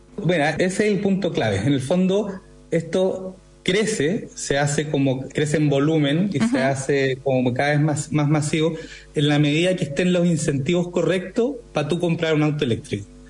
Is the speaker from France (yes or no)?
no; Chile